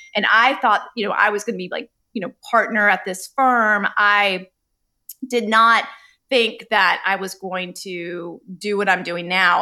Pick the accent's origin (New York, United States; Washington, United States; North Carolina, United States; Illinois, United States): North Carolina, United States; Charlotte; I grew up in Charlotte, North Carolina with two immigrant you know, Indian parents